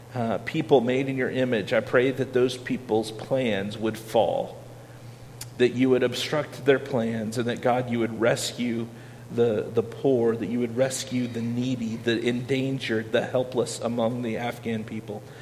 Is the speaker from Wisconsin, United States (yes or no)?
no; Iowa, United States; I'm from Iowa